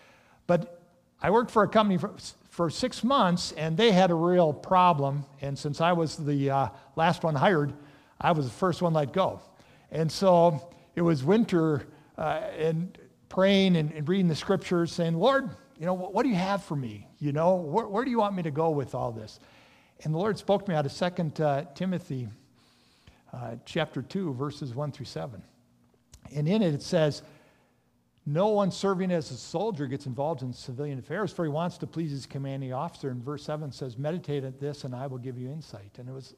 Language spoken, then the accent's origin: English; Minneapolis, Minnesota, United States; I grew up in the Twin Cities. And I grew up in kind of northeast of Minneapolis area, and grew up in the Covenant Church, and came to know the Lord at a young age.